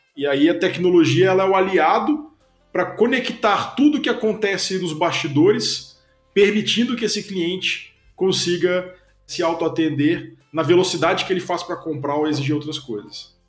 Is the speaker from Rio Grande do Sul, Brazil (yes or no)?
no; Belo Horizonte, Minas Gerais, Brazil; moved away as an adult; also born or lived in Bucharest; now in Curitiba, Brazil; sou mineiro de Belo Horizonte, já, já moro em Curitiba há bastante tempo, já tem mais de 10 anos